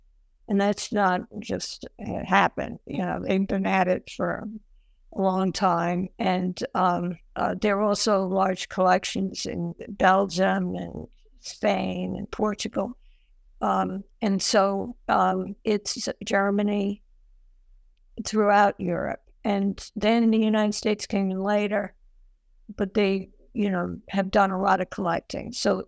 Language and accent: English; Ireland; I have trouble with H's because I'm Irish and they have both. And I was warned about that by my mother when I was a child